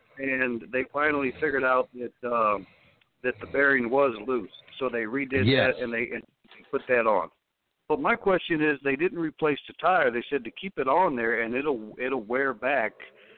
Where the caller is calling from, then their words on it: Akron, Ohio, United States; calling from Goodyear Heights, Ohio, in fact.